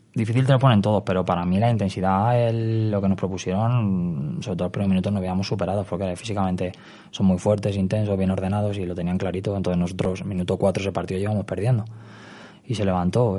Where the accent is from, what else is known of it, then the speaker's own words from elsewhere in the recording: Madrid, Community of Madrid, Spain; also born or lived in Salamanca; yo soy de Vallecas, me he criado en Vallecas